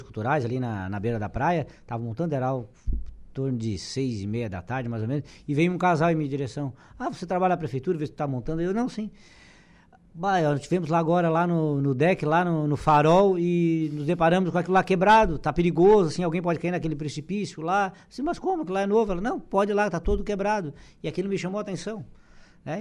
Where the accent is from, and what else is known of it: Araranguá, Santa Catarina, Brazil